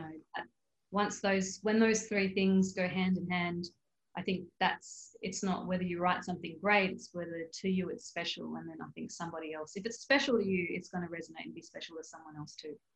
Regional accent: Darwin, Northern Territory, Australia; I'm from Darwin. I grew up in Darwin

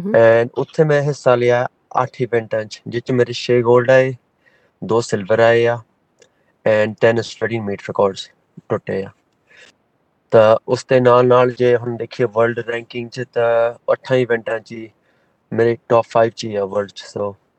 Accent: Melbourne, Victoria, Australia; ਅਸੀਂ ਹਾਂਜੀ ਮੈਲਬਨ ਦੇ ਜੰਪ ਵਾਲੇ ਹਾਂ ਸਾਰੇ ਭੈਣ ਭਰਾ ਸਾਰੇ

